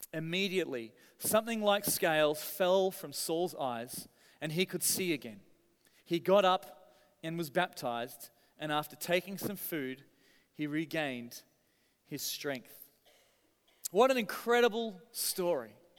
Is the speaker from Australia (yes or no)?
yes; Australia; moved away; I'm from Australia